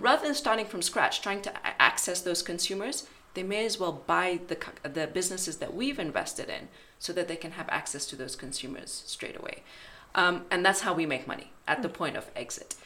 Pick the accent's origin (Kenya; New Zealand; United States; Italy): Kenya; moved away as an adult; also born or lived in United Kingdom; I I'm from Kenya and I moved back 10 years ago